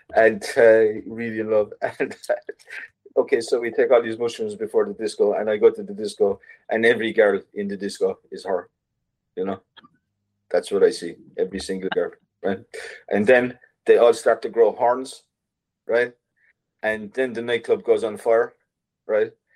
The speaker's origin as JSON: {"language": "English", "country": "Ireland", "said": "in Ireland as an artist, as an Irish artist"}